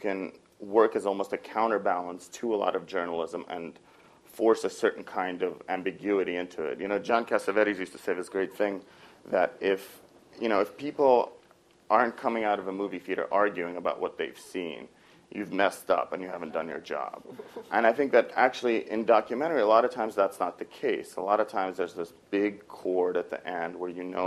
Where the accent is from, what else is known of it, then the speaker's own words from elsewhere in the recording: Moscow, Russia; moved away; I grew up in Moscow